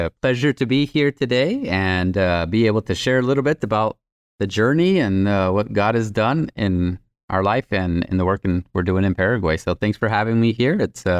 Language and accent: English; Tamaulipas, Mexico; first language Spanish; English is a second language; right across the border from Laredo, Texas. So I grew up with 50 brothers and sisters. Spanish was my first language